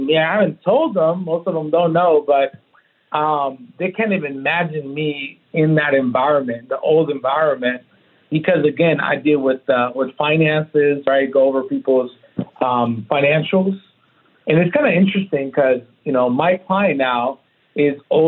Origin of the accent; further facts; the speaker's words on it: Oceanside, California, United States; now in Texas, United States; Born and raised in Oceanside, two parents